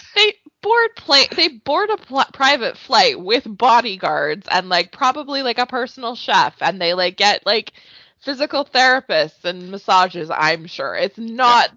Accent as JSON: {"language": "English", "country": "Canada", "said": "as a Canadian"}